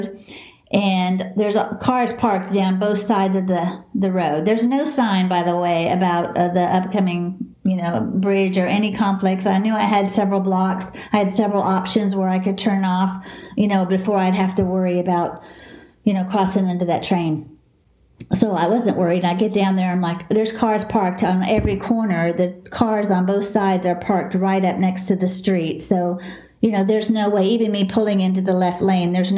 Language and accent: English; Dallas, Texas, United States; accent: southern; also born or lived in Houston, Texas; I'm a southern girl. I'm from Texas